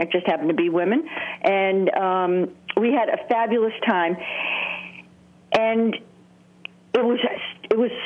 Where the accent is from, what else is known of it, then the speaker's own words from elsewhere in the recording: United States; I'm Irish American